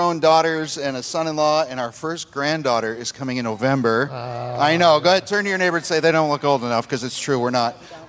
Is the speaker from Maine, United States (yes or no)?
no; New York, United States; moved away as an adult; now in Bay Area, United States; We live up in the Bay Area, and like you said, we're originally from New York, but we just felt God called us to the Bay Area about 4 years ago